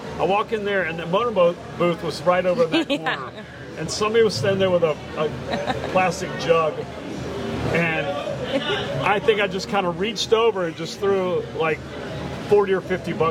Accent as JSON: {"language": "English", "region": "Georgia", "country": "United States", "tie": "born or raised there", "moved": "yes", "lives_now": "Key West, United States", "said": "I was born in Georgia. I grew up there, but I didn't go to UGA."}